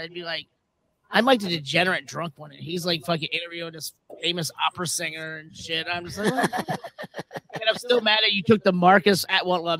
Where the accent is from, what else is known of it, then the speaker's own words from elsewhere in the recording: Philippines; I'm Filipino.